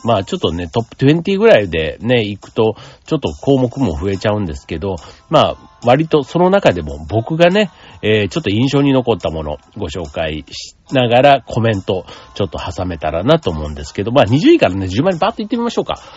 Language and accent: Japanese; Osaka, Japan; 大阪の人間